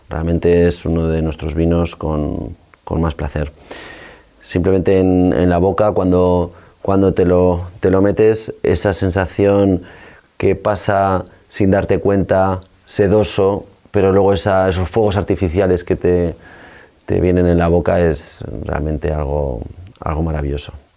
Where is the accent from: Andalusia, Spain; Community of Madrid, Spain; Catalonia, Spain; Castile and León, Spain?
Castile and León, Spain; La Aguilera; soy un viñador de la Aguilera, en la Ribera del Duero, cerca de Aranda de Duero